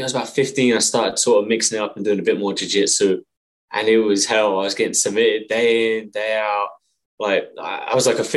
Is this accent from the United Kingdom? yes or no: yes; England, United Kingdom; moved away as an adult; now in Montreal, Canada; So I'm from England. I trained in a little village in England.